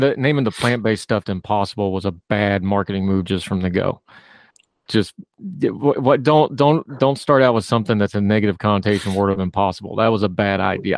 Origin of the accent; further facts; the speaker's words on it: West Virginia, United States; I grew up in a culture. I'm from West Virginia it's a big hunting thing